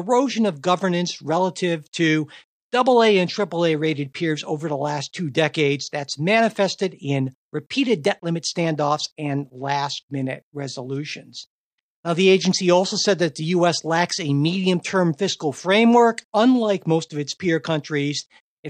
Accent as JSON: {"language": "English", "country": "United States", "said": "as an American"}